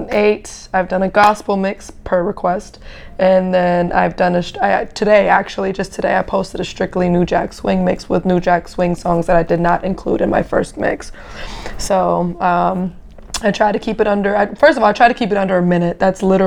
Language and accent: English; Germany; also born or lived in Brooklyn; now in Atlanta, United States; I'm from Germany